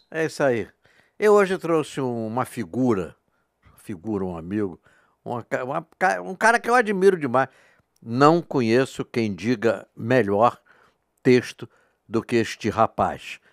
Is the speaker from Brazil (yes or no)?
yes; Rio de Janeiro, Brazil; também sou suburbanal, né? Ah, eu é? nasci no Riachuelo